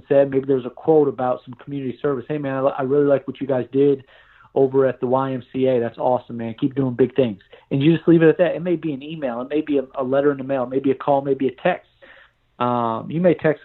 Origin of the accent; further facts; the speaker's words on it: New York, United States; moved away; also born or lived in Tennessee; I'm from New York